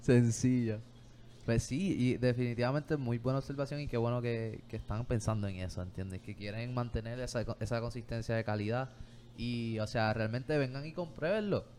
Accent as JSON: {"language": "Spanish", "country": "Puerto Rico", "said": "nuestra cultura también como puertorriqueños"}